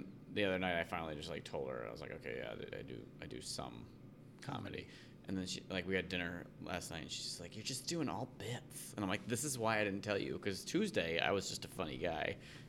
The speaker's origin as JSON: {"language": "English", "region": "New Jersey", "country": "United States", "tie": "born or raised there", "also_born_or_lived": "New York", "moved": "yes", "lives_now": "Chicago, United States", "said": "I was born in New York. Okay. Raised in New Jersey."}